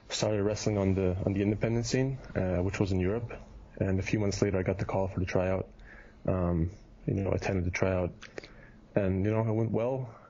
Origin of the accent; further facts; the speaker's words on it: Kitchener, Ontario, Canada; born there; also born or lived in Germany; I was born in Canada. I was born in Kitchener, which is an hour, hour from Toronto, and so I'm basically Canadian, but lived in Germany for 15 years.